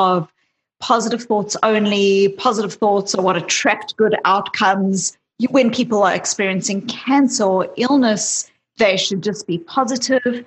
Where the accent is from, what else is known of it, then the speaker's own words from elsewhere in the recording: South Africa; I grew up in South Africa